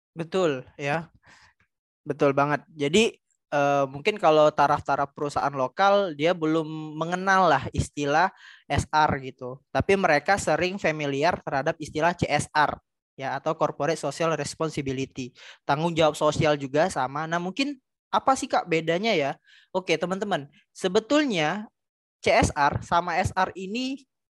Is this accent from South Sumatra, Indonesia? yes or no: yes; Palembang, South Sumatra, Indonesia; P L N di daerah saya, itu P L N Keramasan di Kertapati, Palembang